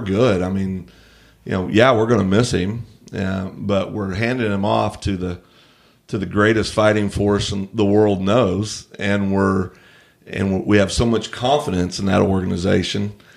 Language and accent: English; United States